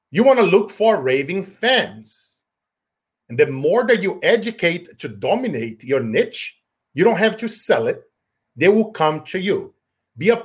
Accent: Brazil; now in United States; growing up in Brazil, poor, going on rice for 90 days at a time

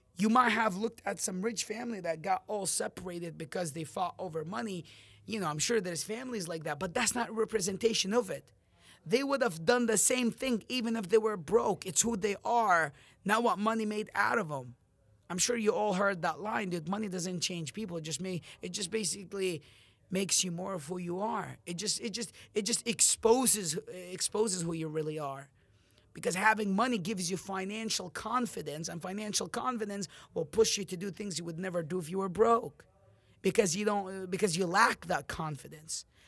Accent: Amman, Amman Governorate, Jordan; now in United States; when I left my country, I'm from Jordan, Amman, and I moved to America on August two thousand ten.

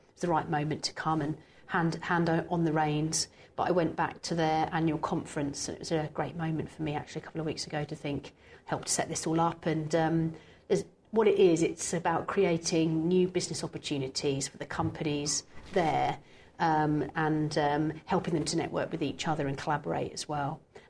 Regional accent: Cambridgeshire, East of England, United Kingdom; I'm from Cambridgeshire, where I grew up.

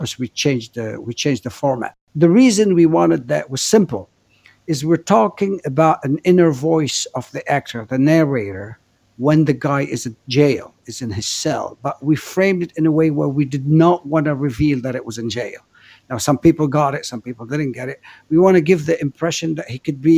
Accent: Beirut, Beirut Governorate, Lebanon; also born or lived in Africa / Los Angeles, United States; now in Paris, France; I grew up in Beirut in a very chaotic city

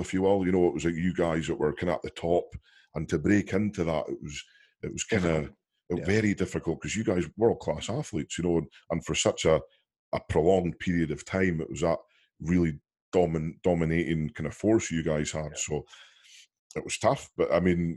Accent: Scotland, United Kingdom; we're from Scotland

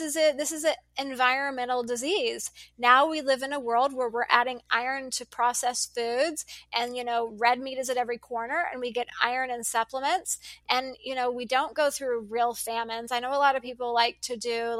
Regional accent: United States; also born or lived in Dallas, Texas; I'm an American

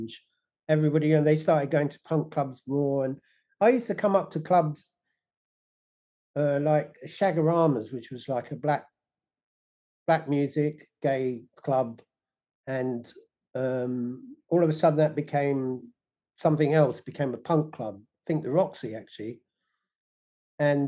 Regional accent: London, United Kingdom; moved away; also born or lived in Leighton Buzzard; I was originally born in London. You know, I was born in Islington, and we lived in Kentish Town

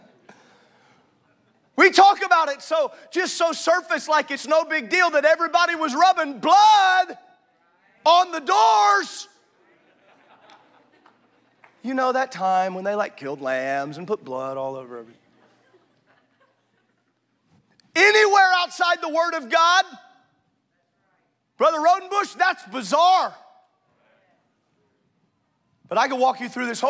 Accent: Southern Illinois, United States; this is how I was raised in Southern Illinois

